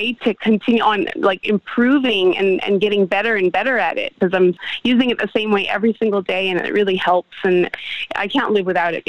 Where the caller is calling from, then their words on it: Melbourne, Victoria, Australia; You're reaching me in Australia, Melbourne, Australia.